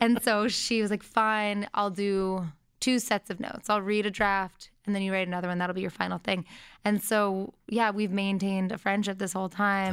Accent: Brookline, Massachusetts, United States; moved away; also born or lived in Boston, Massachusetts; she raised me and my brother in Brookline, and I went to public school up until my last two years of high school

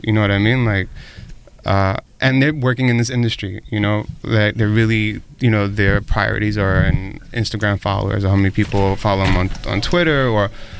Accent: New York City, New York, United States; I'm from New York City, New York.

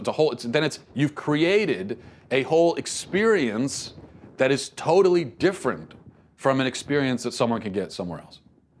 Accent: Venezuela; now in United States; I grew up in South America, specifically in Venezuela, but I've lived in the United States for over half my life.

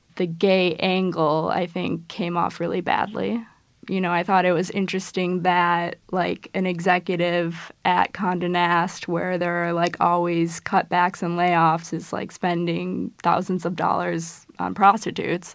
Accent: Midwest, United States; I'm from the Midwest

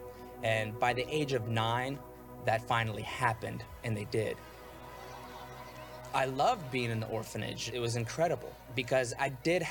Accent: Ukraine; moved away; I was born in Ukraine

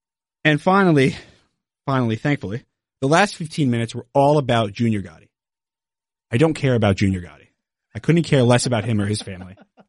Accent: New Jersey, United States; I am from New Jersey. I'm from right outside of New York City. So I do have, and I'm Italian.

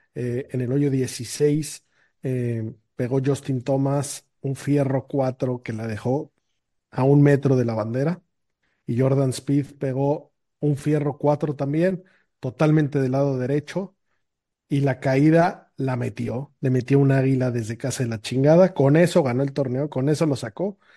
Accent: Mexico; de México.

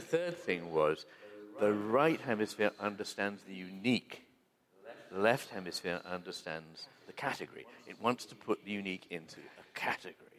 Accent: United Kingdom; we Brits

